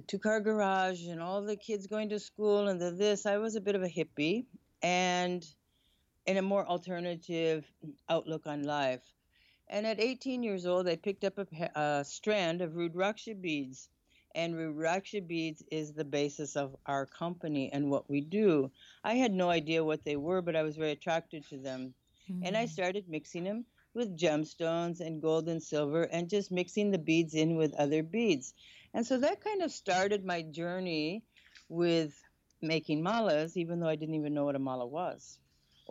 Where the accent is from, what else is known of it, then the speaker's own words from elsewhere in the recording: Michigan, United States; moved away as an adult; also born or lived in California / Sedona, Arizona; now in Bali, Indonesia; I was born in Michigan. I went to school in California. And then I moved to Sedona, Arizona